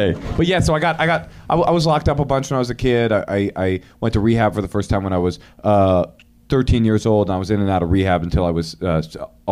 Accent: Oakland, California, United States; also born or lived in New York; moved from New York to Oakland when I was 9 months old. My mom essentially kidnapped me and took us from New York to Oakland, where I was then one of the few sort of white children in Oakland public school

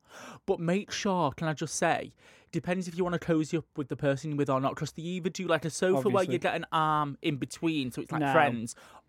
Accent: Leeds, Yorkshire and the Humber, United Kingdom; I'm going to support my hometown Leeds Pride.

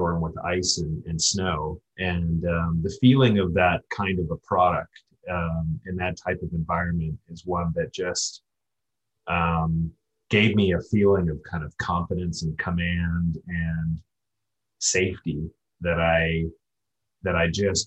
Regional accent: Ohio, United States; I'm from Ohio

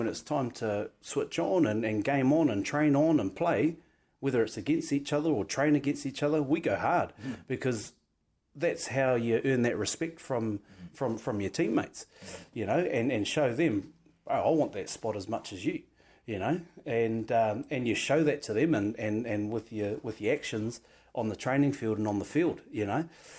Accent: Wairarapa, Wellington, New Zealand; moved away as an adult; I'm Kiwi, I'm from New Zealand, and I love my country

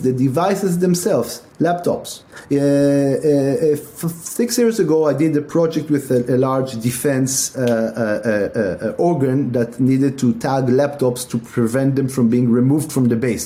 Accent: Tel Aviv, Tel Aviv District, Israel; moved away as an adult; also born or lived in Milan, Italy; now in United States; my parents come from Europe, but I grew up in Israel, in Tel Aviv

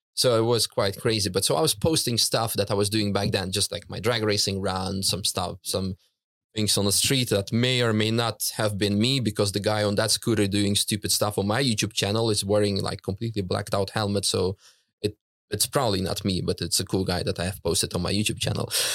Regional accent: Netherlands; also born or lived in Russia; now in Germany; I grew up in the Netherlands with her

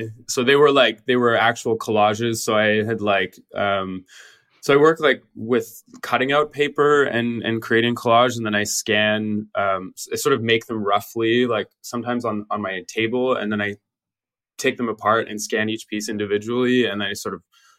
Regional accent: British Columbia, Canada; moved away as an adult; I took a year off from high school, and then I went to North Island College in my hometown, and I started my art program there.

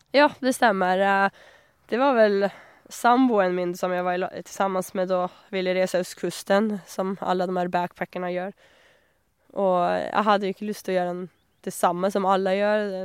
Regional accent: southern Sweden, Sweden; Norwegian is a second language; moved away as an adult; also born or lived in Australia; now in Honningsvåg, Norway; det var jo ikke noe snø hjemme i Sør-Sverige

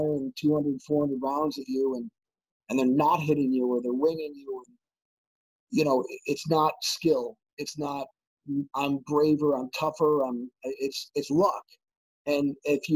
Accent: Western New York, United States; Western New York, my hometown

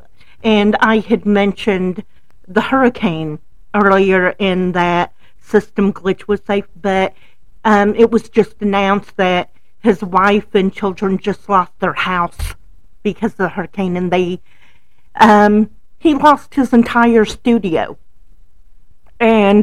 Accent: Louisiana, United States; I grew up in Louisiana.

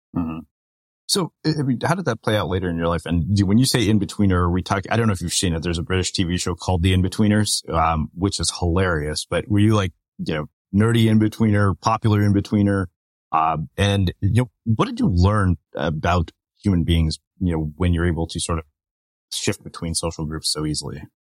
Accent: Texas, United States; I grew up in Texas too, but in a much smaller town

